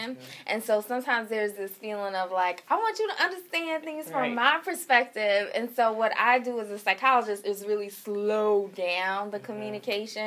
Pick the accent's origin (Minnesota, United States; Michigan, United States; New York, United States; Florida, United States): Florida, United States; Pensacola; now in Atlanta, United States; I'm originally from Pensacola, Florida. I grew up in a really small town